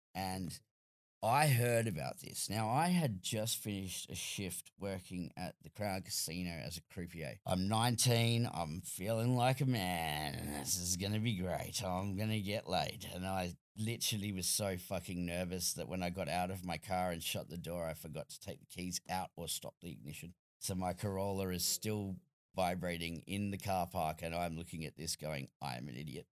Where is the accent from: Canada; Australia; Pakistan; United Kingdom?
Australia; as an Australian